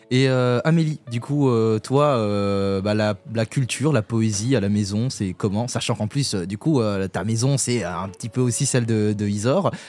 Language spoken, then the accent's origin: French; Burundi; moved away; adolescent, euh, je suis retourné au Burundi, mon pays d'origine, et comme je connaissais personne, c'était un pays où je connaissais personne, je parlais pas la langue